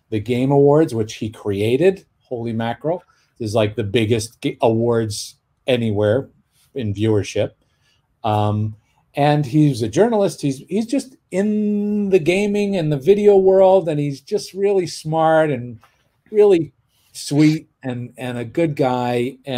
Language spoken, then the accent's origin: English; Toronto, Ontario, Canada; born or raised there